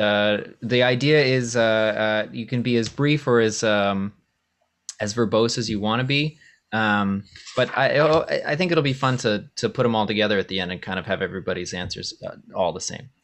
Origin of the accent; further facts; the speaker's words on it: Maine, United States; I grew up in Maine